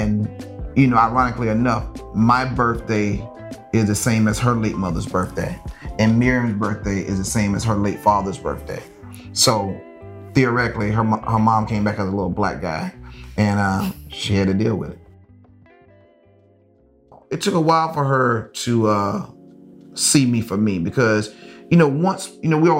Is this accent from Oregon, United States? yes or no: no; Lynchburg, South Carolina, United States; moved away as an adult; now in Los Angeles, United States; I grew up in South Carolina, which is a Bible Belt